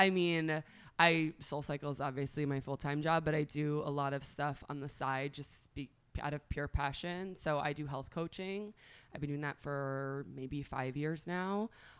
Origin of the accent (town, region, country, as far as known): northern Westchester, New York, United States; born or raised there; moved away as an adult; also born or lived in Long Island, New York; now in Miami, United States